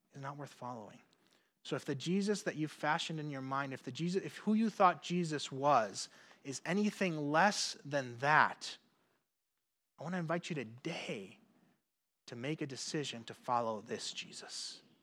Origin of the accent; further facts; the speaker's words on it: Puerto Rico; moved away; growing up in Puerto Rico.